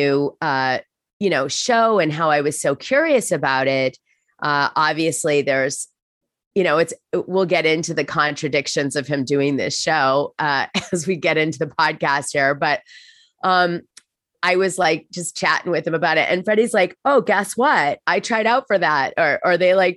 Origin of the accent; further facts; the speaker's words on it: United States; as an American